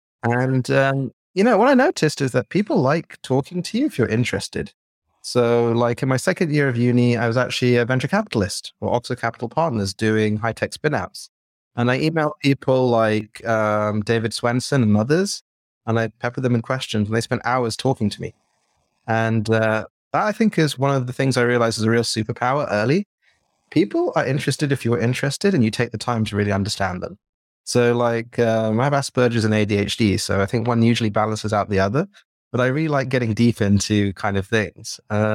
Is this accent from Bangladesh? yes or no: yes; Bangladesh; also born or lived in Jordan; now in England; So I was born in Jordan, in Idlib, which is a bit of a random place. My parents were from Bangladesh and my father was lecturing there. And then I grew up in Bangladesh and I moved to England and I worked on my British accent